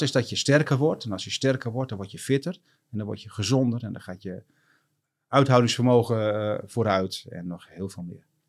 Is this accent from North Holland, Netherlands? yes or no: no; Groningen, Netherlands; ik ben eh, geboren en getogen eh, Groninger.